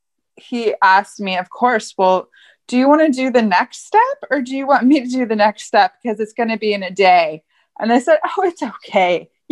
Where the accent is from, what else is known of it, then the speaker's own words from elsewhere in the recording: Santa Barbara, California, United States; I'm from Santa Barbara